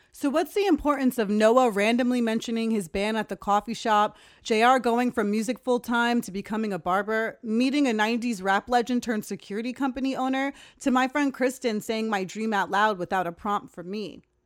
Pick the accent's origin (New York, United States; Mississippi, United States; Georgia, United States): New York, United States; Uniondale; moved away; I'm from Uniondale.